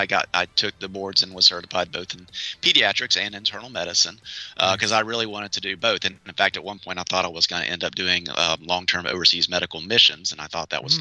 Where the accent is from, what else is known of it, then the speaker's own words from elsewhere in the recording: outside of Atlanta, Georgia, United States; moved away as an adult; also born or lived in Augusta, Georgia; now in Columbia, United States; I grew up outside of Atlanta